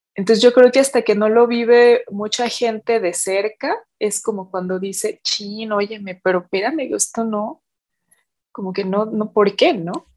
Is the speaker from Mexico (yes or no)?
yes; Mexico